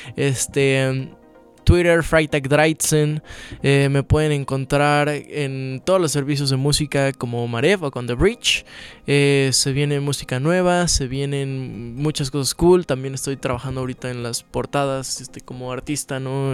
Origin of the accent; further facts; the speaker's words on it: Mexico; he crecido en una familia súper católica desde, desde siempre, ¿no? Como buen mexicano